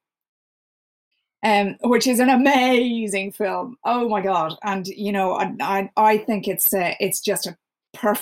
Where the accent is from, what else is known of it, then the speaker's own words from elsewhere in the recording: Ireland; as an Irish person